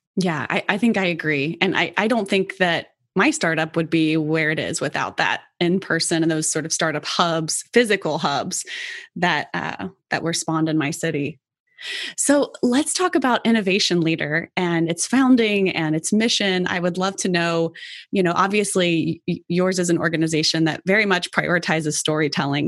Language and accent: English; Cincinnati, Ohio, United States; I was born and raised in Cincinnati